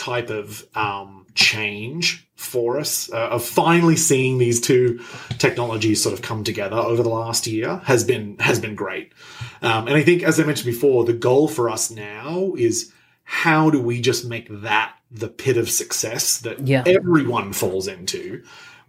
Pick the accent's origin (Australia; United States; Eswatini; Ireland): Australia; moved away; I'm Australian